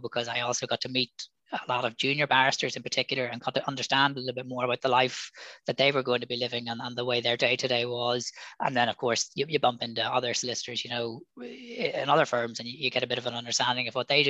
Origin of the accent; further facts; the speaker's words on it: Belfast, Northern Ireland, United Kingdom; moved away as an adult; I'm from Belfast, or just outside Belfast, and so did the A level.